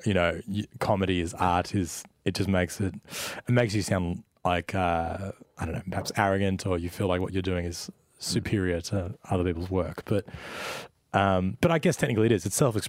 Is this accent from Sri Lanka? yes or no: no; Melbourne, Victoria, Australia; born or raised there